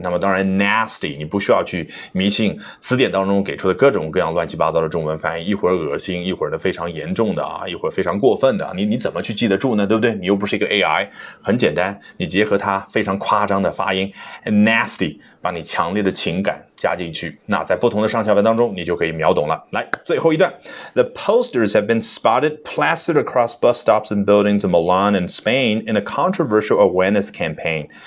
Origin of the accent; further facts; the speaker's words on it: China; 我们中国人